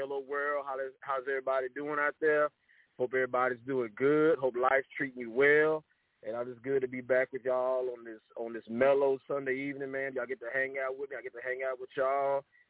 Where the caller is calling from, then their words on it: Freeport, Texas, United States; I'm calling from Freeport, Texas, here on the Gulf Coast, Third Coast area here in Texas